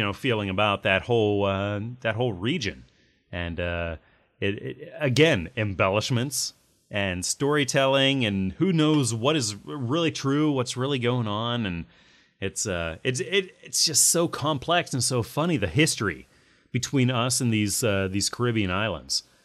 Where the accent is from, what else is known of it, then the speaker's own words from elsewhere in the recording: United States; I'm American, so I have my passport